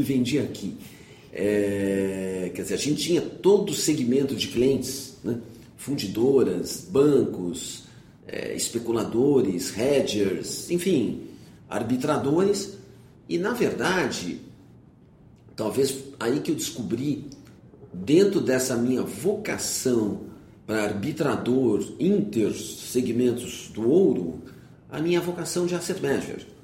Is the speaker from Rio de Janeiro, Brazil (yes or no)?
no; São Paulo, Brazil; eu nasci em São Paulo, fiz uh, meu primário no Colégio Rio Branco, o ginásio numa escola estadual aqui no Itaim